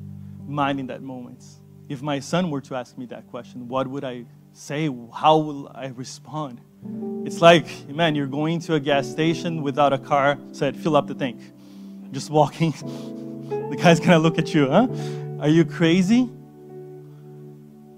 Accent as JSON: {"language": "English", "country": "Brazil", "moved": "yes", "said": "I come from Brazil"}